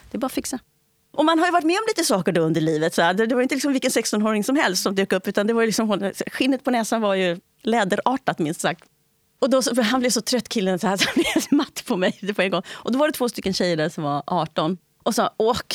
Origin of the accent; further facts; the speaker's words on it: Italy; Swedish is a second language; also born or lived in Spain; Jag är tvåspråkig, jag pratar engelska sedan jag var barn. Men jag är inte tvåkulturig. om jag säger så. Ingenting av mina barndomsupplevelser är liksom kopplade till det svarta engelskspråkiga i USA.